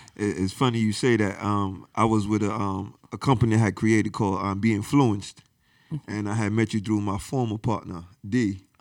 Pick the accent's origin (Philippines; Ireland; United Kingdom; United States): United States; New York; English is a second language; moved away; also born or lived in Haiti; growing up in New York, they used to call me Haitian booty scratcher, Haitian body odor mm. because I couldn't speak a lick of English.